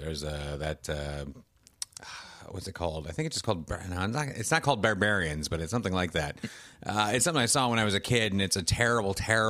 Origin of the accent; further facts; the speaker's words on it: United States; Is it because I'm an American that knows?